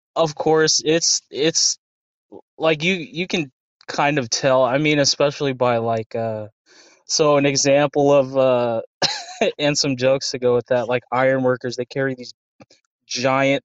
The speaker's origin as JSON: {"language": "English", "town": "Las Vegas", "region": "Nevada", "country": "United States", "tie": "born or raised there", "also_born_or_lived": "Anchorage, Alaska", "said": "I was raised here, so I moved here in 07"}